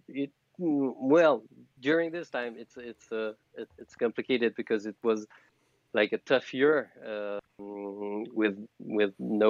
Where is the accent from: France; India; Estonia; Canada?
France; English is a second language; I'm from France. I'm the freak French frog of the night.